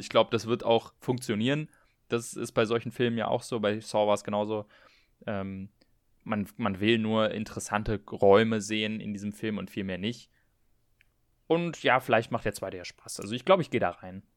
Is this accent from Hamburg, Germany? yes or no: no; Berlin, Germany; wir kommen ja beide aus Berlin